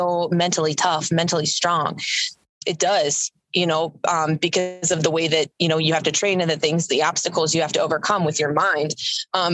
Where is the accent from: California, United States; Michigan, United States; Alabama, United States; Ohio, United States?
Ohio, United States; Massillon; moved away as an adult; also born or lived in Kentucky; I am from Maslin, Ohio, originally. And my parents have a small little horse farm in Maslin. And I grew up riding horses